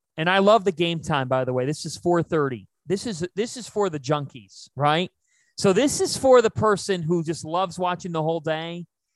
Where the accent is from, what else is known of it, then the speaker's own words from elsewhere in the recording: Cleveland, Ohio, United States; I grew up in Cleveland